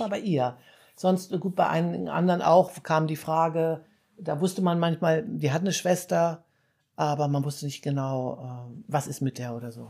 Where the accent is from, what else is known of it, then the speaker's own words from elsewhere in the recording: Hanover, Lower Saxony, Germany; also born or lived in small village (countryside); now in Munich, Germany; ich komme ja eigentlich aus Hannover